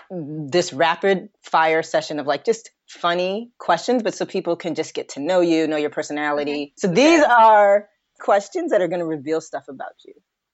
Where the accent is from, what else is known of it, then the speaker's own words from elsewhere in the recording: Michigan, United States; now in Los Angeles, United States; there's people in Michigan, where I was from